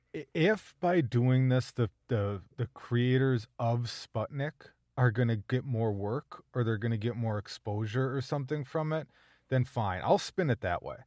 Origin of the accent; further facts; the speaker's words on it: Minnesota, United States; as a Minnesotan